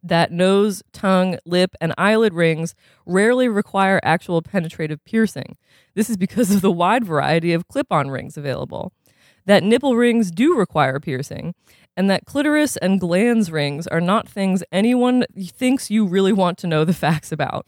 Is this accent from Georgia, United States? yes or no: no; Burlington, Vermont, United States; I'm from Burlington, Vermont, a four hour drive from Boston